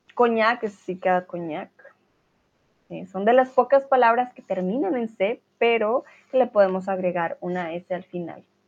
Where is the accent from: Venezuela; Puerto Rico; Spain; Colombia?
Colombia; now in Germany; tutora de español y soy, bueno, de Colombia, pero vivo aquí en Alemania